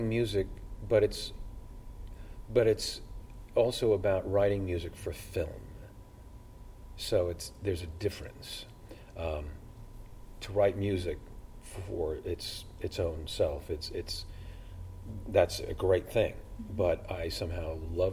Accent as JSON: {"language": "English", "town": "Los Angeles", "region": "California", "country": "United States", "tie": "born or raised there", "also_born_or_lived": "Brooklyn, New York / Dublin, Ireland", "moved": "yes", "lives_now": "Galway, Ireland"}